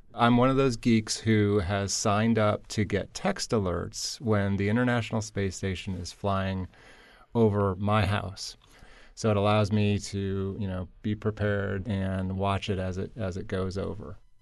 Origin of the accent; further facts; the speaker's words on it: Michigan, United States; moved away; also born or lived in Florida; Growing up in Michigan